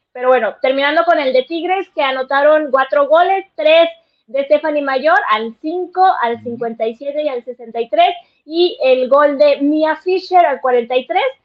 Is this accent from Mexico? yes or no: yes; Guadalajara, Jalisco, Mexico; accent: tapatío; regresa mi acento tapatío